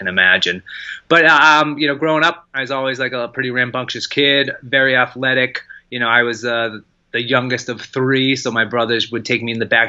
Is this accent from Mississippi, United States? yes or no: no; Lexington, Massachusetts, United States; I grew up in Lexington, Massachusetts